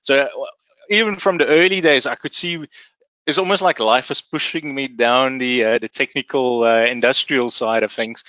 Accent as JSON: {"language": "English", "country": "Namibia", "tie": "born or raised there", "also_born_or_lived": "Rustenburg, South Africa", "said": "So I'm originally from South Africa, and I was born in a little in a city called Rustenburg, out in the old west northwestern parts of South Africa. But I actually grew up in Namibia"}